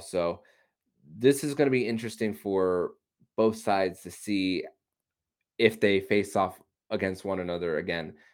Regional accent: United States; an American who cheers for the U S

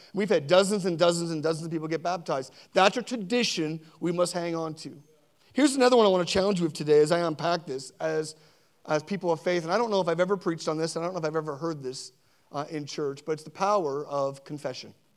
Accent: Sackville, Nova Scotia, Canada; also born or lived in Spryfield; Sackville, where I grew up. I was born in Spryfield and grew up in Sackville

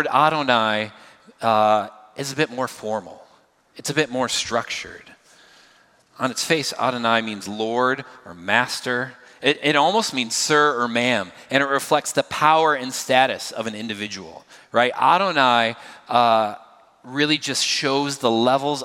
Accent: United States; I'm obviously grew up here. I am American. I'm from the United States

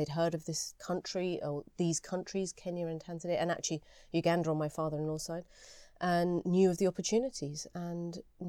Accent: London, United Kingdom; first language Gujarati; English is a second language; also born or lived in Harrow; I'm a Londoner through and through in many ways. Born in London, the first from both sides of the family to have been born in the UK, I think, and brought up in the UK, my brother and I.

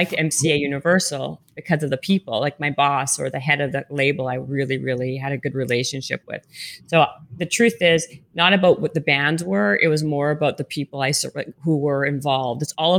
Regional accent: Canada; now in Los Angeles, United States; It was super cool coming from Canada. And then I moved from Canada

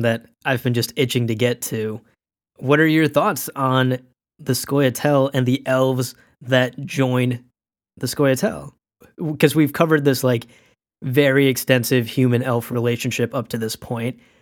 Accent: Pakistan; I was born in Pakistan

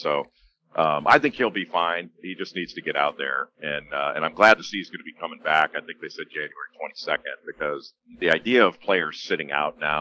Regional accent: Los Angeles, California, United States; I grew up in Los Angeles

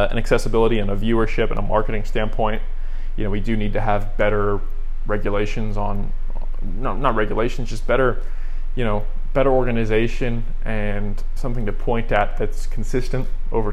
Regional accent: United States; as an American

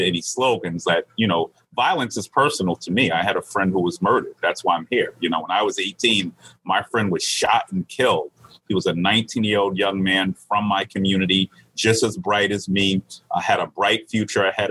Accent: New York City, New York, United States; I come from Southeast Queens and Far Rockaway.

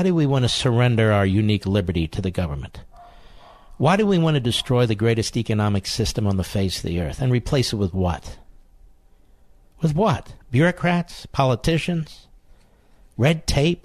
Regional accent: Philadelphia, Pennsylvania, United States; as a Philadelphian

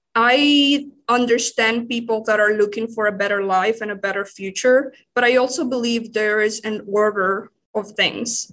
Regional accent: Managua, Nicaragua; English is a second language; moved away as an adult; I grew up in, uh, the capital ciri-, city of Nicaragua

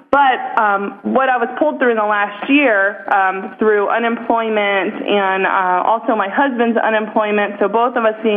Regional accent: Ohio, United States; I'm from Ohio

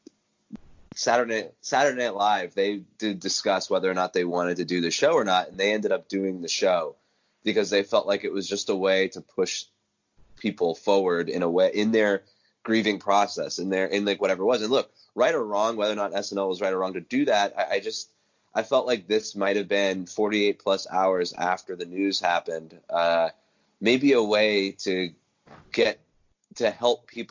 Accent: East Coast, United States; I grew up on the East Coast

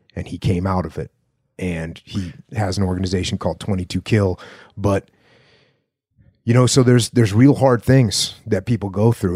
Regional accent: New England, United States; I'm from New England

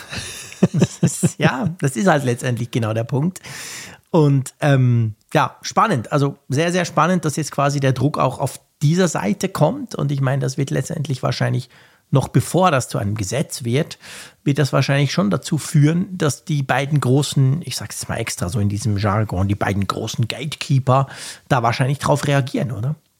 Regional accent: Switzerland; bei uns in der Schweiz

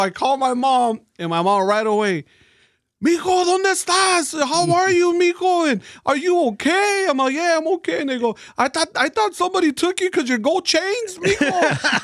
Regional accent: East Los Angeles, California, United States; also born or lived in Montebello, California / Glassell Park, Los Angeles / Brea, California; now in Whittier, United States; I was born and raised in East

